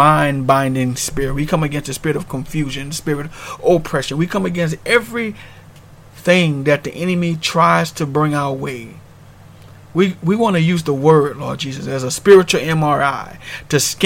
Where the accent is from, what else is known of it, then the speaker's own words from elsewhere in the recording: New Orleans, Louisiana, United States; moved away as an adult; I'm originally from New Orleans, Louisiana, and we had to deal with the storm Katrina, and we moved on